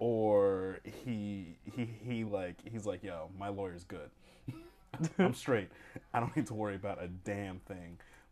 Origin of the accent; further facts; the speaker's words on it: New Jersey, United States; we're from New Jersey.